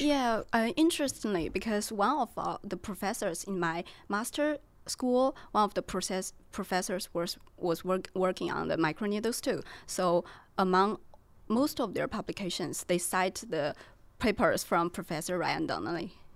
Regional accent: China; moved away as an adult; now in Belfast, United Kingdom; I'm a second year P H student from China

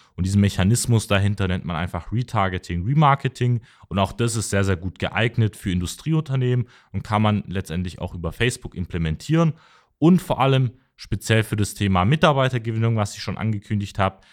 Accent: Mössingen, Baden-Württemberg, Germany; ich komme aus Mössing, das ist eine Stadt so 15 Kilometer hinter Tübingen.

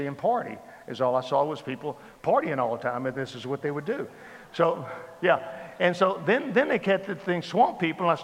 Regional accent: Baton Rouge, Louisiana, United States; also born or lived in New Orleans; I grew up in South Louisiana. I was born in New Orleans. I was born in New Orleans.

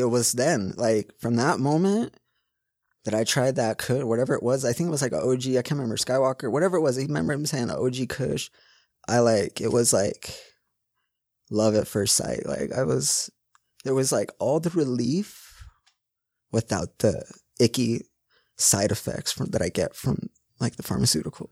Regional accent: West Valley City, Utah, United States; I grew up right here in West Valley, Kearns.

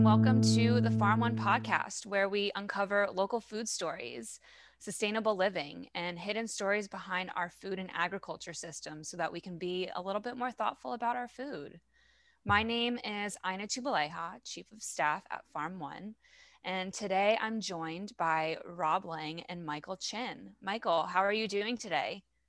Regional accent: France; accent: French; please excuse my French accent

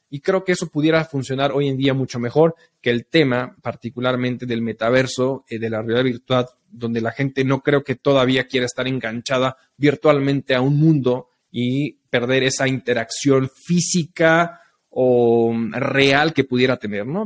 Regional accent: Mexico; somos nosotros los mexicanos

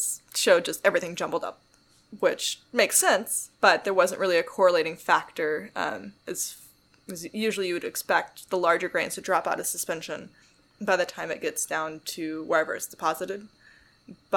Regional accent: Northern California, United States; moved away as an adult; also born or lived in Texas; I grew up in Northern California, and after I finished my undergrad, I moved to Texas to work in the oil field

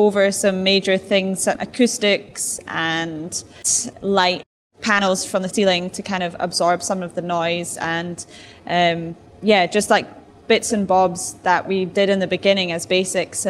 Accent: Edinburgh, Scotland, United Kingdom; moved away as an adult; now in Durban, South Africa; I was just in Edinburgh, my hometown

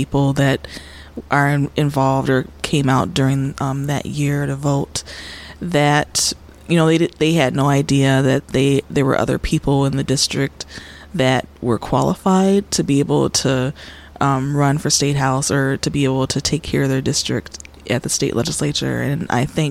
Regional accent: Minneapolis, Minnesota, United States; also born or lived in Chicago, Illinois; I was raised in Minnesota

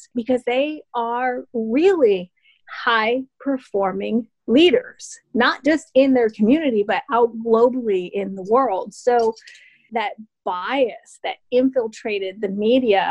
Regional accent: United States; as an American

